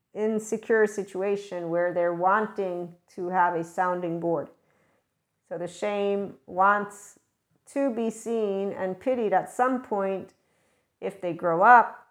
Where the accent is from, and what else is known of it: United States